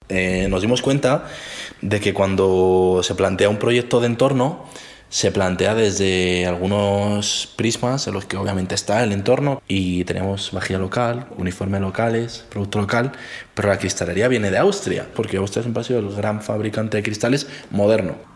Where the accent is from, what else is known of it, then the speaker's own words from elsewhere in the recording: Alto Alberche valley, Castile and León, Spain; las montañas donde está mi pueblo